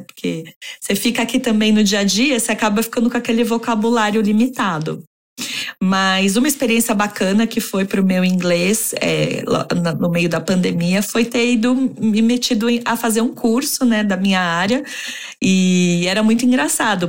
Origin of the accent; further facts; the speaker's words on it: São Paulo, Brazil; moved away as an adult; also born or lived in Santiago, Chile / Mexico City, Mexico; now in London, United Kingdom; Eu nasci em São Paulo, capital